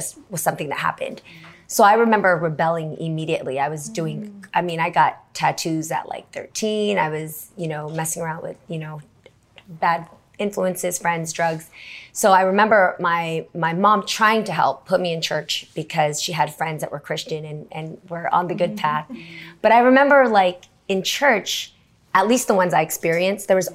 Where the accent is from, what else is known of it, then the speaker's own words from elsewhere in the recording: the Bay Area, California, United States; I grew up in the Bay